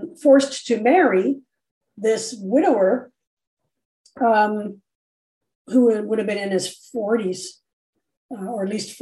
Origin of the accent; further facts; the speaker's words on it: Canada; we're Canadian now